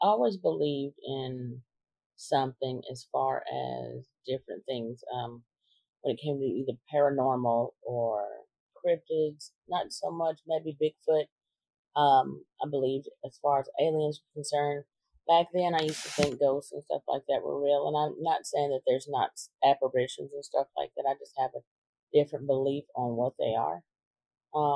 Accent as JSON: {"language": "English", "area": "Limestone County", "region": "Alabama", "country": "United States", "said": "I'm from Limestone County, Alabama"}